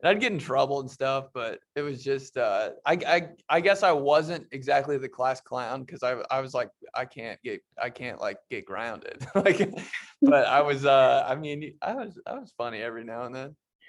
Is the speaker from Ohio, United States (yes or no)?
no; Indianapolis, Indiana, United States; also born or lived in Michigan; I was born in Michigan, a little city outside Detroit. I moved to Indianapolis when I was 4.